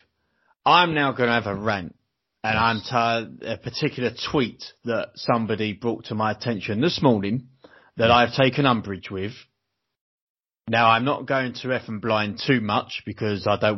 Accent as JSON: {"language": "English", "area": "Kent", "region": "South East England", "country": "United Kingdom", "said": "I'm from Kent"}